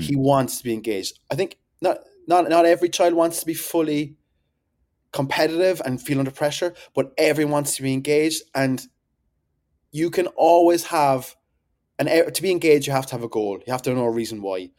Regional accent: Whitechurch, Munster, Ireland; I am a farmer's son and I'm from Whitchurch in Cork

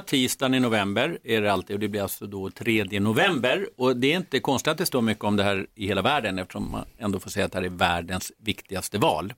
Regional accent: Sweden; also born or lived in United States; som svensk

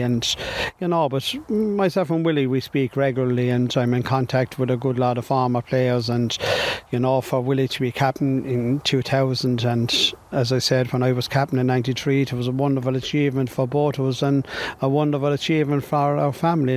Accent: Glenmore, Leinster, Ireland; when I was brought up in Glenmore

